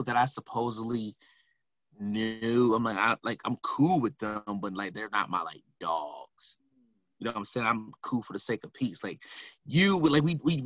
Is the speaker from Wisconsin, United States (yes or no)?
yes; Milwaukee, Wisconsin, United States; I'm from Milwaukee